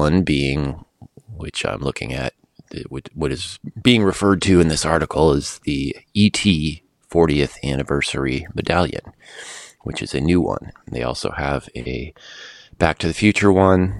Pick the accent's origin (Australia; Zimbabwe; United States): United States; Los Angeles, California; this is in my hometown